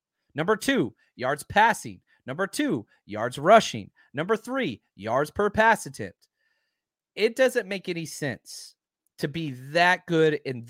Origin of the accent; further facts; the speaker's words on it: Texas, United States; I'm from Texas.